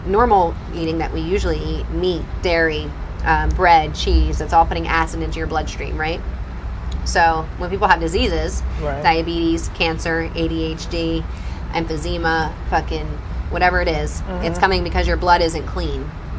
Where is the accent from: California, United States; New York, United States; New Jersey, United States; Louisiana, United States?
New Jersey, United States; And it's been hard because I'm from Jersey and I'm a foodie.